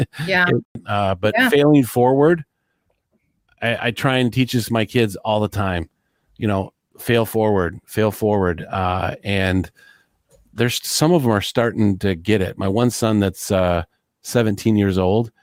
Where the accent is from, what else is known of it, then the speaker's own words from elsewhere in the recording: Detroit, Michigan, United States; I'm from Detroit, Michigan